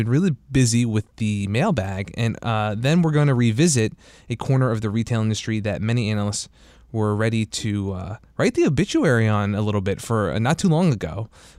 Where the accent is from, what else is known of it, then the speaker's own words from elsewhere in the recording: New Jersey, United States; now in DC metro area, United States; I'm from New Jersey